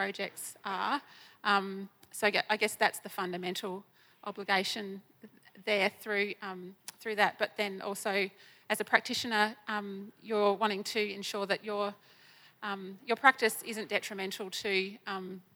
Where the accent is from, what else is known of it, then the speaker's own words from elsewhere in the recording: Eyre Peninsula, South Australia, Australia; moved away as an adult; now in Melbourne, Australia; I was born on the lands of the Nahu and Bungala people in the southern tip of Eyre Peninsula in South Australia